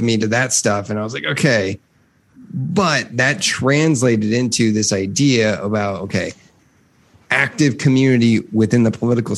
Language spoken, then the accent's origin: English; Midwest, United States; I grew up in the Midwest